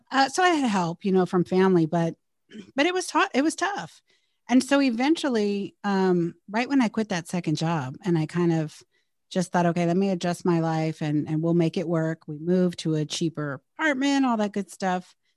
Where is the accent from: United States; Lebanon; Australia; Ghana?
United States; Bay Area / Southern California; we relocated five hundred miles away from the Bay Area to Southern California when my stepdad got a new job